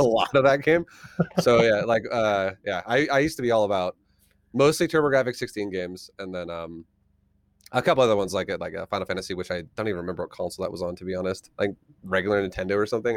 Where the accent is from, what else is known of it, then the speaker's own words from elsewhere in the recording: Colorado, United States; also born or lived in Australia / California; I'm from Colorado. I've, uh, lived here pretty much the majority of my life